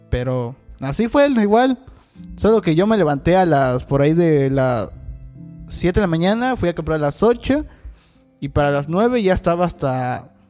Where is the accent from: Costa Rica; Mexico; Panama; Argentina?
Mexico; como buena gente mexicanos que somos